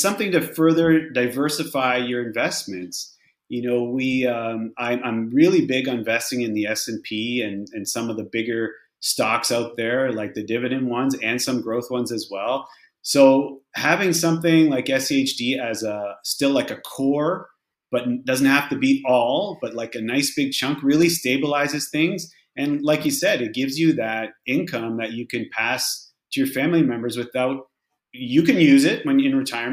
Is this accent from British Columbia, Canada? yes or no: no; Sault Ste. Marie, Ontario, Canada; moved away as an adult; also born or lived in Saskatchewan / Windsor, Ontario / Toronto / Stouffville, Ontario; now in Fort Lauderdale, United States; I'm originally from Canada. I was born in Saskatchewan. I grew up in a little town called Sault Ste. Marie in northern Ontario